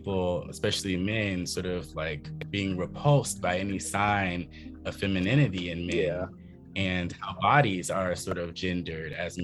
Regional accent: the South, United States; moved away; also born or lived in Philadelphia, Pennsylvania; being a Southerner

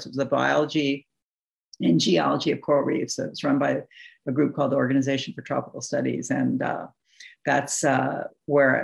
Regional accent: New England, United States; I come from New England.

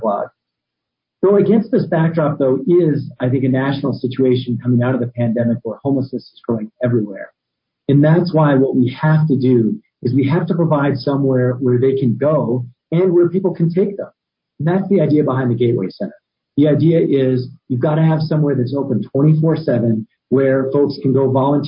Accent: Albuquerque, New Mexico, United States; born and raised in Albuquerque

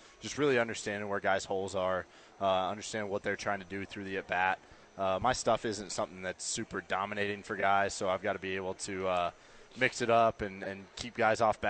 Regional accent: Denver, Colorado, United States; I was born and raised in Denver

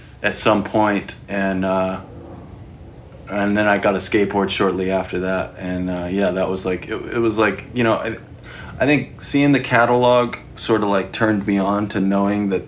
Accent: Anchorage, Alaska, United States; also born or lived in Mississippi; So I was raised in Anchorage, Alaska. I was born up there. I moved around a lot when I was younger.

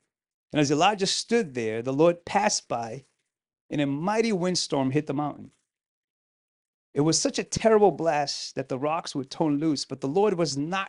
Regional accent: Pawtucket, Rhode Island, United States; English is a second language; I grew up in Pawtucket, Rhode Island. My parents immigrated here in 1993. I was 15 years old. I'm from the West Coast of Africa. So English is not my first language.

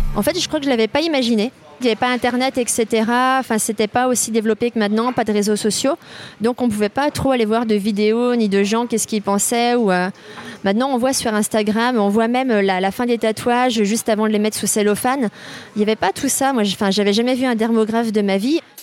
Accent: Brittany, France; moved away as an adult; ma région d'origine, donc la Bretagne

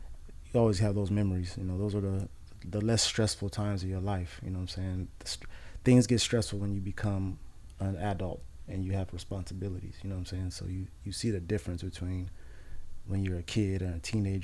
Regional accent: Oxnard, California, United States; also born or lived in Los Angeles; I was raised in Oxnard, South Oxnard

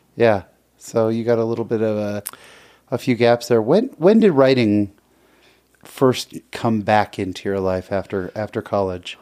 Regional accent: San Jose, California, United States; born or raised there

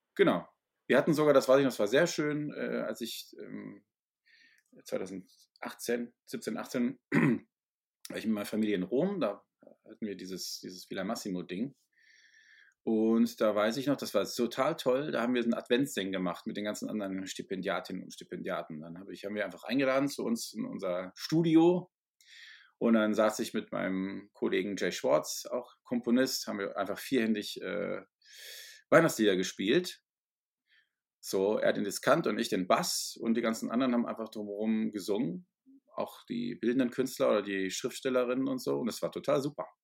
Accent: Ruhr area, North Rhine-Westphalia, Germany; also born or lived in Essen; ich bin, wie gesagt, im Ruhrgebiet zur Schule gegangen

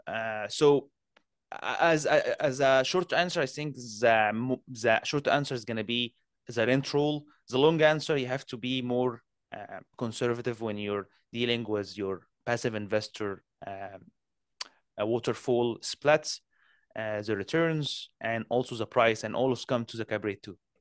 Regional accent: Canada; I'm a Canadian

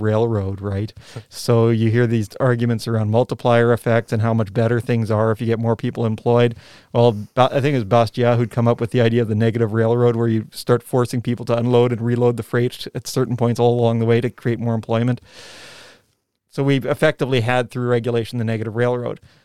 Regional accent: Canada; now in New Zealand; when I was a kid growing up in Canada

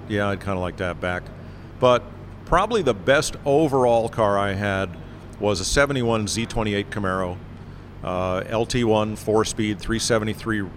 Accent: north of Hartford, central Connecticut, United States; the Mercury dealer next to my hometown in central Connecticut, north of Hartford

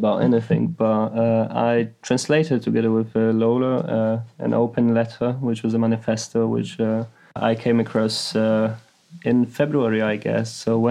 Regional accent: Poland; moved away; my home country, Poland.

